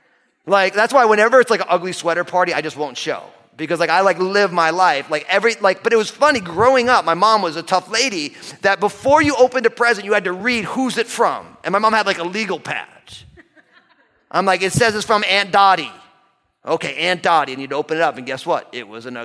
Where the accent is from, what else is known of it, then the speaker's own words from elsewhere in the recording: New Jersey, United States; I'm an all-Italian kid from New Jersey.